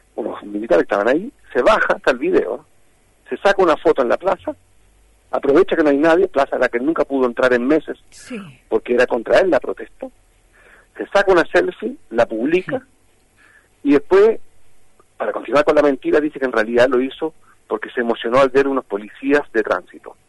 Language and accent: Spanish; Chile